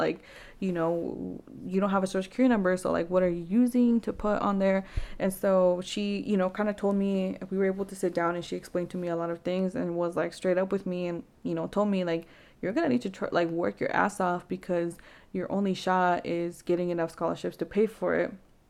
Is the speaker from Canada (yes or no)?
yes; Vancouver, British Columbia, Canada; I remember, like, growing up in Vancouver, there wasn't really many resources